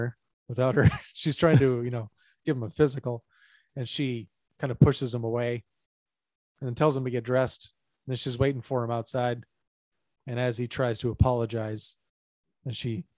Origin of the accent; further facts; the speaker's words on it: Montevideo, Minnesota, United States; Growing up in Montevideo, Minnesota, so we didn't get a McDonald's until, say, about 93